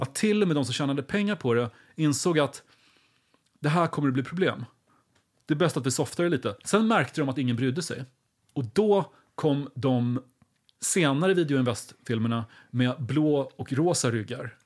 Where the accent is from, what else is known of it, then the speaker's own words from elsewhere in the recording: Linköping, Östergötland, Sweden; jag växte upp väldigt nära Kema Tobak